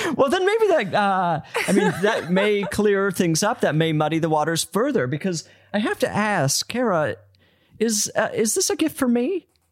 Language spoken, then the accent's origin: English; Utah, United States; moved away; I'm from Utah